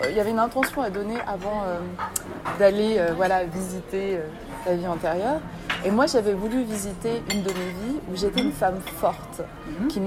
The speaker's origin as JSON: {"language": "French", "town": "Saint-Étienne", "region": "Auvergne-Rhône-Alpes", "country": "France", "tie": "born or raised there", "said": "Je suis née à Saint-Étienne."}